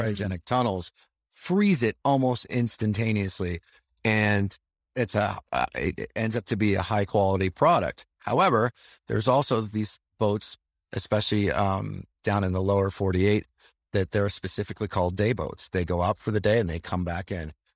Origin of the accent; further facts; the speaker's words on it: Chicago, Illinois, United States; I grew up right around the Chicagoland area